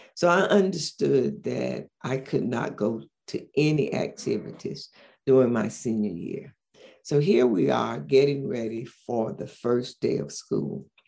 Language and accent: English; St. Augustine, Florida, United States; also born or lived in Philadelphia; now in Orlando, United States; I grew up in St. Augustine, Florida